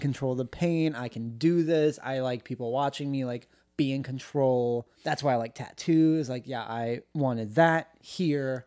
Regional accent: United States; they asked where I was from, I was like, "Oh, America,"

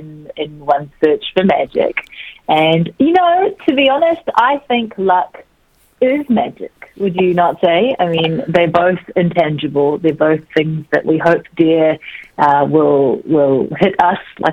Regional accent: New Zealand; also born or lived in South Korea; I was born in Korea, and our family immigrated to New Zealand when I was three

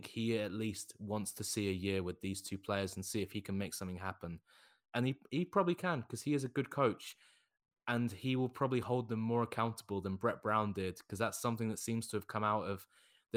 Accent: United Kingdom; As being a Brit, we don't have anything like this in Britain

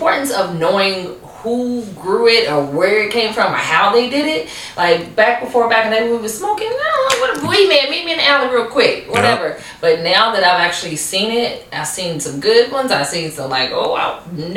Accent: Louisville, Kentucky, United States; moved away as an adult; now in Las Vegas, United States; I'm originally from Louisville, Kentucky. I've been in Vegas for about 5 years

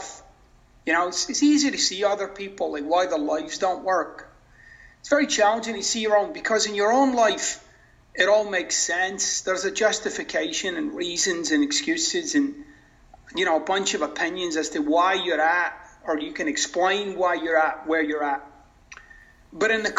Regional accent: Scotland, United Kingdom; now in Florida, United States; I'm originally from Scotland.

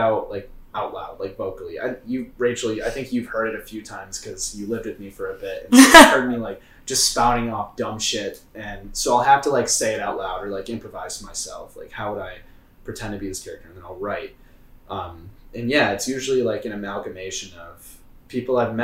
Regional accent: Michigan, United States; now in Chicago, United States; I grew up in Michigan

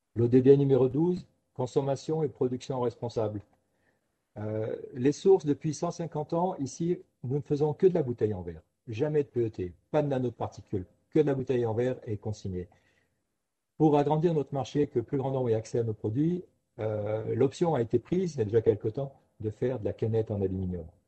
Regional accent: Ardèche, Auvergne-Rhône-Alpes, France; moved away; also born or lived in Paris; en revenant dans mon pays d'origine, en Ardèche

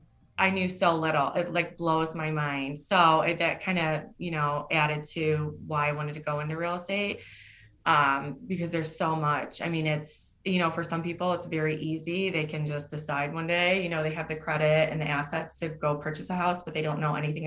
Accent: Ohio, United States; Northwest Ohio.

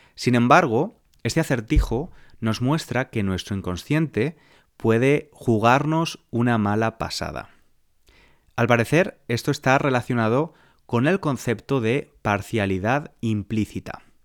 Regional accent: Spain; now in London, United Kingdom; nací en España, vivo en Londres, Inglaterra, en la actualidad

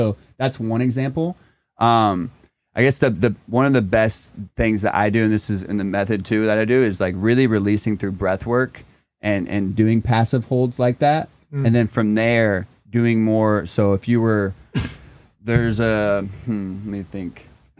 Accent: Indiana, United States; born or raised there

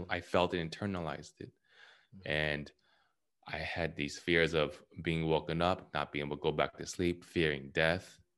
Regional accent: California, United States; I'm from California

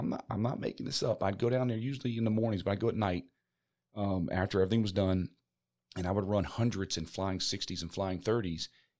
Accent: Maryland, United States; when we grew up in Maryland near the beaches in, okay, you know, Ocean City and in the Chesapeake Bay or whatever.

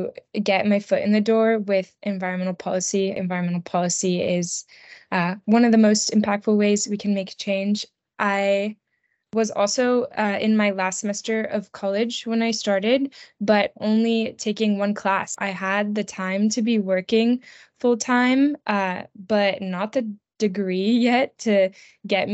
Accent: Maryland, United States; I grew up in Maryland with woods behind my house.

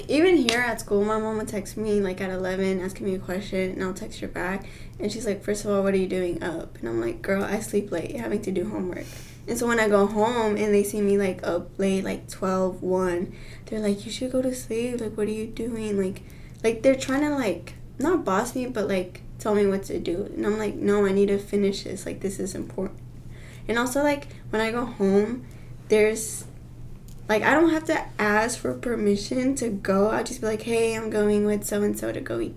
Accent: Hot Springs, Arkansas, United States; I'm from Hot Springs, Arkansas, and I'm also majoring in nursing

